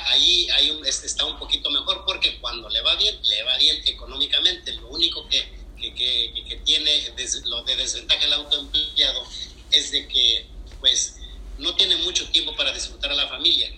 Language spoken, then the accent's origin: Spanish; Querétaro, Mexico; moved away as an adult; now in United States; yo soy de Querétaro y mi esposa también